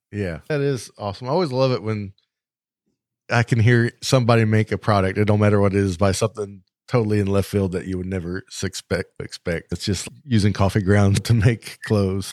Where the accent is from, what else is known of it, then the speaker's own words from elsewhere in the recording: United States; where I live, my hometown is forty-five hundred people, and then the next biggest town closest to us is shy of forty thousand, and then we have to drive two hours